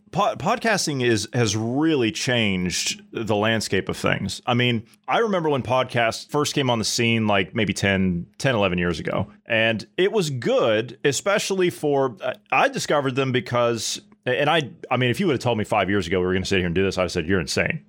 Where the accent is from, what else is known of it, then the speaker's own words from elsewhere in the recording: United States; As an American